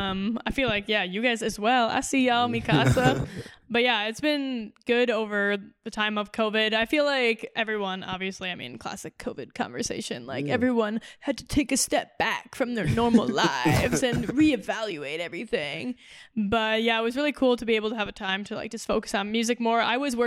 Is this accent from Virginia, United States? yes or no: no; Minnesota, United States; also born or lived in Tarzana, California / Switzerland / Germany; so I was born in the Valley in Tarzana in LA. And then we moved to Minnesota. And then like over the years, we lived in Switzerland and Germany for a bit too when I was a kid.